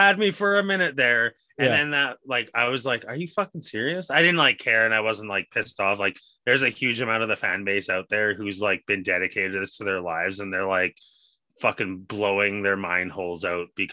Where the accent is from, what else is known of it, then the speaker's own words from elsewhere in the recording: Edmonton, Alberta, Canada; I grew up in Edmonton